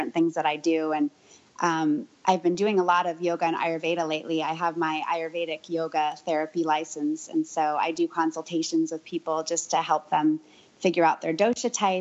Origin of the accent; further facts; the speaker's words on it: San Francisco, California, United States; I am from San Francisco. I was actually born at home to two yogi hippie types.